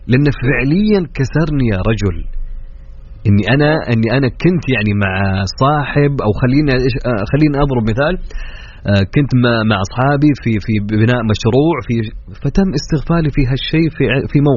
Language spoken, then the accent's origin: Arabic; Jeddah, Makkah Province, Saudi Arabia; انا من جده من جده